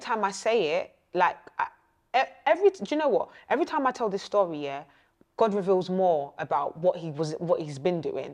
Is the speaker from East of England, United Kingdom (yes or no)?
yes; Essex, East of England, United Kingdom; I'm not from South. I am from Essex.